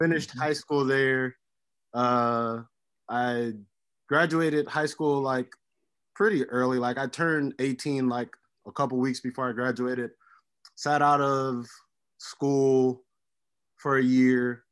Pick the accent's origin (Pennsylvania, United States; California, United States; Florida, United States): Florida, United States; Miami; also born or lived in Hialeah / Opelika; born and raised in Miami, Florida